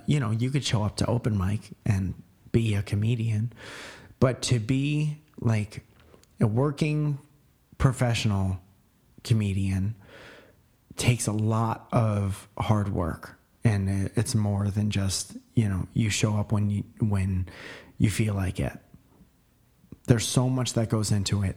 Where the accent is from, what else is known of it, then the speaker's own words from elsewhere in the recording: Connecticut, United States; moved away; When I was growing up in Connecticut, I was a musician